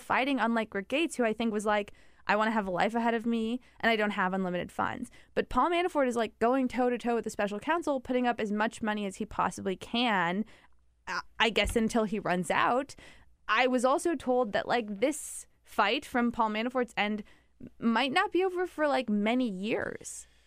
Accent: Midwest, United States; I'm from the Midwest. My family's a Midwestern family

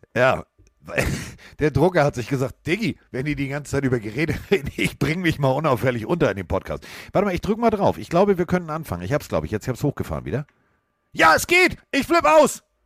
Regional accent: Hamburg, Germany; ich komme aus Hamburg

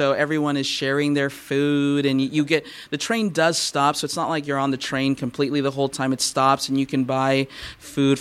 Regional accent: Southern California, United States; Growing up in Southern California, we do have a horse culture here

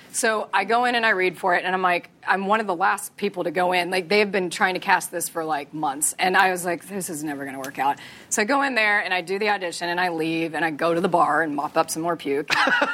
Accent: Texas, United States; And I was like, okay, I'm from Texas. I don't know the difference.

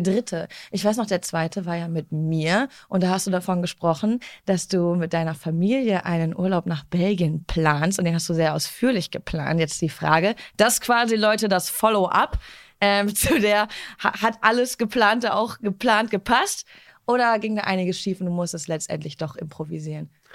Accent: Duisburg, North Rhine-Westphalia, Germany; aus Duisburg und wir Duisburger

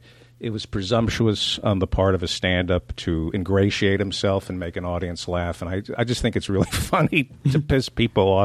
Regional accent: New Jersey, United States; also born or lived in Brooklyn, New York; I was born in Brooklyn. I grew up in Jersey

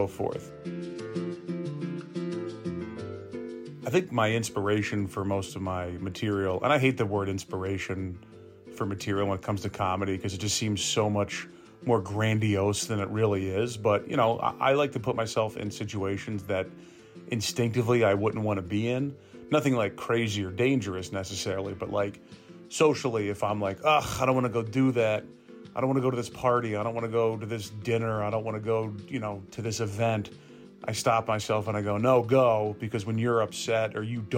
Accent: Gwinnett County, Georgia, United States; also born or lived in Florida; now in Atlanta, United States; I grew up in Gwinnett County

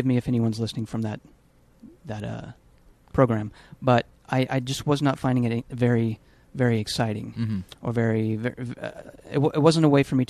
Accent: Bossier City, Louisiana, United States; moved away as an adult; now in Los Angeles, United States; was born and raised in Bossier City, Louisiana

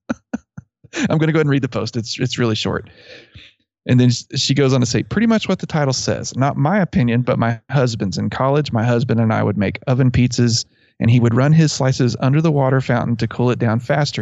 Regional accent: near Abilene, Texas, United States; I grew up near Abilene

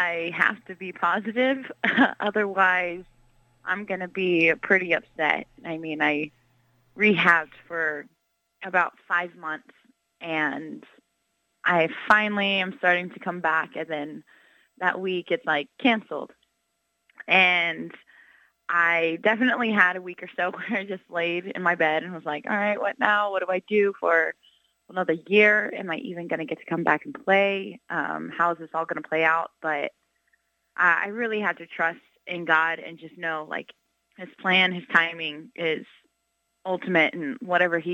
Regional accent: Houston, Texas, United States; moved away as an adult; now in Norman, United States; go back home to Houston and play with my team and in front of my city, in front of my family

